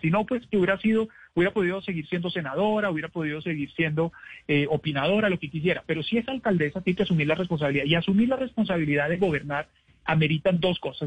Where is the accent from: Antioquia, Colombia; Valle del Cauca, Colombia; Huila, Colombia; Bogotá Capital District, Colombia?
Bogotá Capital District, Colombia; Bogotá; somos los bogotanos